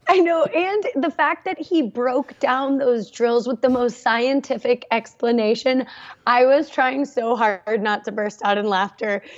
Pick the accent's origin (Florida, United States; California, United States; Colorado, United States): California, United States; Santa Barbara; I grew up in Santa Barbara, California